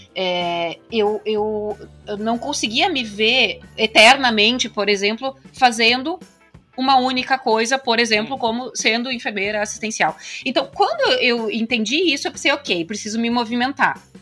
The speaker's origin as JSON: {"language": "Portuguese", "town": "Santa Cruz do Sul", "region": "Rio Grande do Sul", "country": "Brazil", "tie": "born or raised there", "also_born_or_lived": "Canada", "moved": "as an adult", "said": "Eu sou de Santa Cruz do Sul, no Rio Grande do Sul. Minha cidade é, natal é lá."}